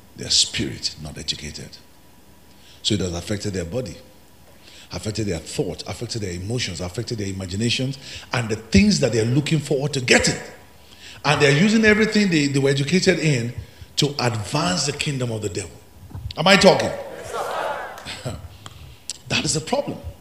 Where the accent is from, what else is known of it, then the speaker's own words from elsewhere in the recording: Ekiti, Nigeria; I'm from Ekiti, where you have the highest professors, intellectuals